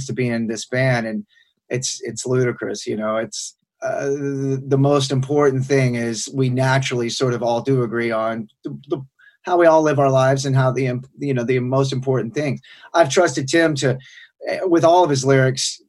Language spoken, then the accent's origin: English; Sherman, Texas, United States; I'm from Sherman, Texas, which Sherman is at the northernmost tip of Texas